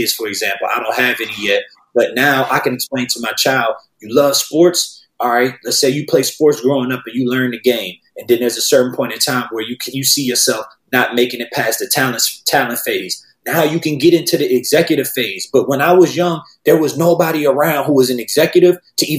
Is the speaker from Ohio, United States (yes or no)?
no; New Orleans, Louisiana, United States; now in Los Angeles, United States; I grew up in New Orleans